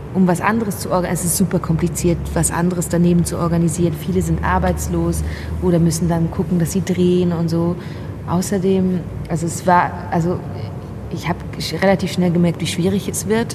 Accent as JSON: {"language": "German", "country": "Switzerland", "also_born_or_lived": "Basel", "accent": "Swiss German", "first_language": "Swiss German", "second_language": "German", "moved": "yes", "said": "Also, also Deutsch ist ja nicht meine Muttersprache, ich bin Schweizerin, also Schweizerdeutsch"}